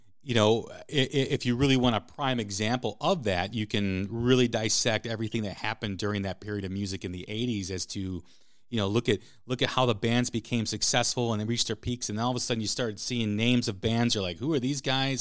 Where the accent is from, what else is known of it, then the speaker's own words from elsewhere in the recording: Chicago, Illinois, United States; I'm from Chicago